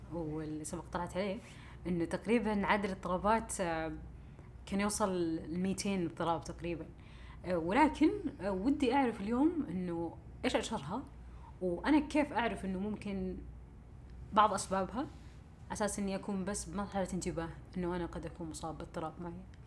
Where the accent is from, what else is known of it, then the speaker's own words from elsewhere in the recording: Saudi Arabia; عندنا في السعوديه